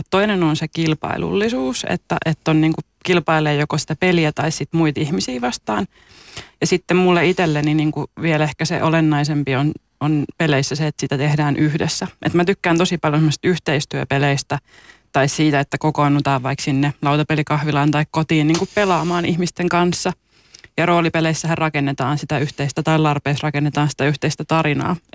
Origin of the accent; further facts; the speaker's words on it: Juupajoki, Pirkanmaa, Finland; moved away; Mä oon siis kotoisin Juupajoelta, mikä on niin kuin alle 2000 asukkaan paikka.